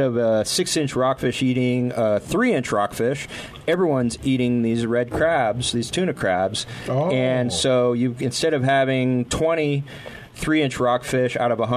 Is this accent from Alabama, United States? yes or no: no; Santa Barbara, California, United States; I grew up in Santa Barbara